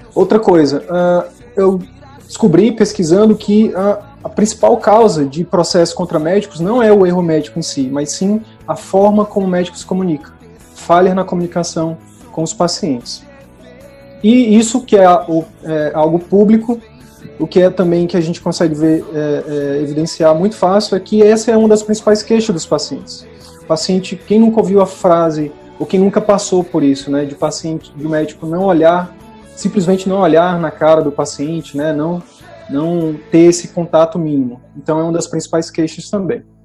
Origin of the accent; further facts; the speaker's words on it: Picos, Piauí, Brazil; Eu sou de Picos, que é o interior do Piauí, sou de uma comunidade rural de Picos